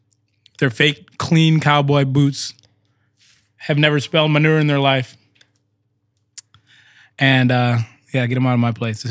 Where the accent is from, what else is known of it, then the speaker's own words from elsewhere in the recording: Brainerd, Minnesota, United States; also born or lived in Killeen, Texas; I am from Texas. I'm born in Killeen, Texas. Moved up to Brainerd, Minnesota when I was young. Born and raised there, but I still got that southern blood running through me.